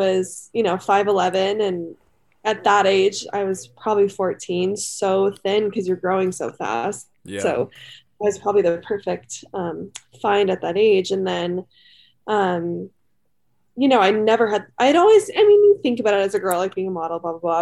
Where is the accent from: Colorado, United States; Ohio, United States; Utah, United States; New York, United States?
Colorado, United States; Highlands Ranch; I am from Highlands Ranch, Colorado. So just a little south of Denver. I went to Highlands Ranch High School. I grew up in the same house my whole life.